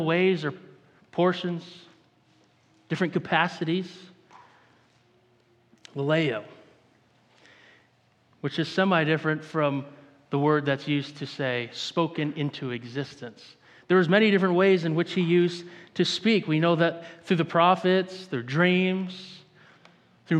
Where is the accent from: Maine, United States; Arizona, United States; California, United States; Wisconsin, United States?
Maine, United States; I'm from Maine. I grew up in the woods.